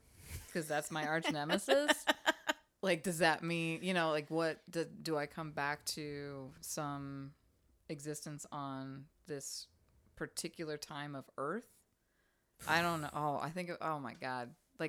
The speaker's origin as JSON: {"language": "English", "town": "Pittsburgh", "region": "Pennsylvania", "country": "United States", "said": "Because I'm from the North."}